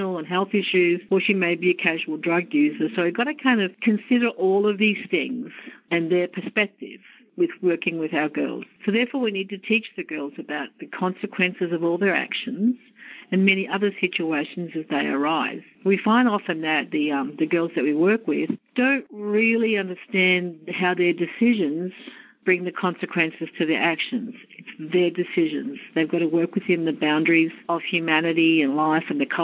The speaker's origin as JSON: {"language": "English", "country": "Australia", "accent": "Australian", "moved": "as an adult", "lives_now": "United States", "said": "As you may tell from my accent, I'm from Australia, and I've come to the US for a change of life"}